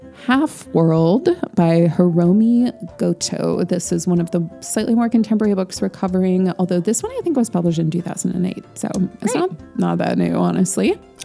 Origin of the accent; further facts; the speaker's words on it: United States; we didn't get into this in our discussion because we are American